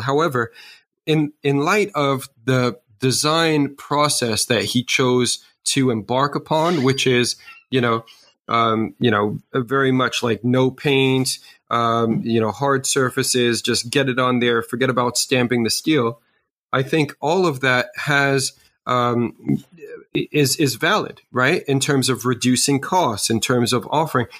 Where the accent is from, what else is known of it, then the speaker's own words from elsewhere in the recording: New York City, New York, United States; I grew up in New York City